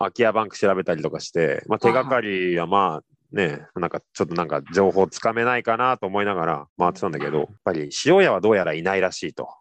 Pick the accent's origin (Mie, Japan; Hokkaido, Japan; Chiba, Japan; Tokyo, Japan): Tokyo, Japan; Katsushika; moved away as an adult; also born or lived in Amakusa, Kumamoto; 生まれも育ちも葛飾市場又なんですよ